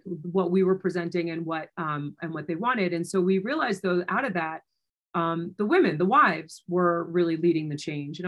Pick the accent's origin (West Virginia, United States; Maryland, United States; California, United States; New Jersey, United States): New Jersey, United States; moved away as an adult; also born or lived in New York City; now in Denver, United States; I was born and raised in New Jersey and then had moved into New York City.